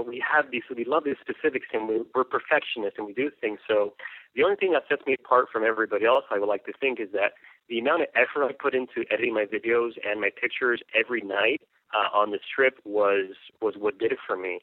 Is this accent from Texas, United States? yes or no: yes; El Paso, Texas, United States; now in Austin, United States; I'm from the United States, directly from El Paso, Texas. I was raised uh, in a Mexican household. My whole family's from Mexico, and I was raised here in the States